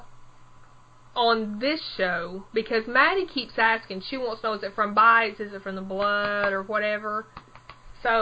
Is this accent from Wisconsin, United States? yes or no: no; Tennessee, United States; we're from Tennessee